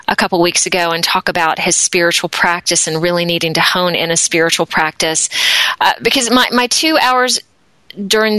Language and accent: English; Deep South, United States; also born or lived in Atlanta, Georgia; now in Akron, United States; as a child, I grew up in the Deep South in the States